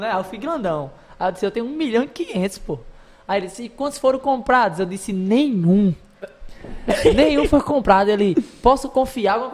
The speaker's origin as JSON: {"language": "Portuguese", "town": "Natal", "region": "Rio Grande do Norte", "country": "Brazil", "said": "Eu sou da Zona Norte, pô. Era, era a Minhoquinha mesmo, pô."}